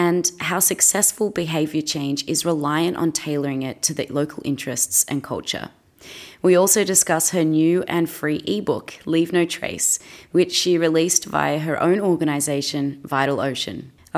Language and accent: English; Australia; I'm an Aussie actress